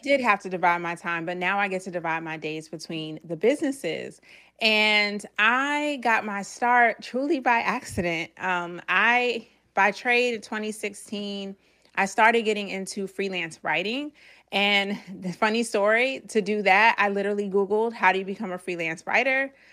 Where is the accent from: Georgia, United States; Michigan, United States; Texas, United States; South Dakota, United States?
Georgia, United States; now in Virginia, United States; I'm originally from Georgia